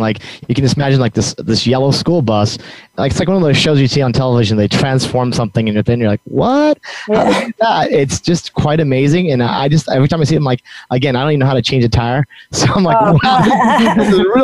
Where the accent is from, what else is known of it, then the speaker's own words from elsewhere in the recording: New Mexico, United States; I'm from New Mexico